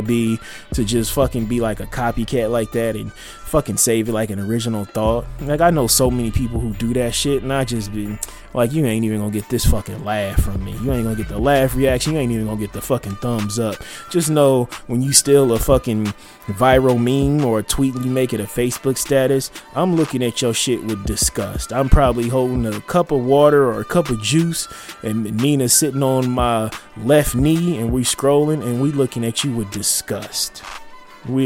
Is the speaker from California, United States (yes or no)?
no; Nebraska, United States; When I say I'm from Nebraska, I'm from District 2, not the rest of Nebraska